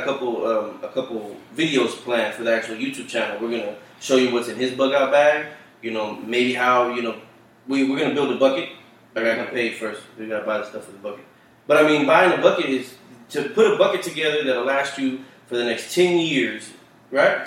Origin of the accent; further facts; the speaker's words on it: Dallas, Texas, United States; we grew up in Oak Cliffs, it's nothing but Hispanic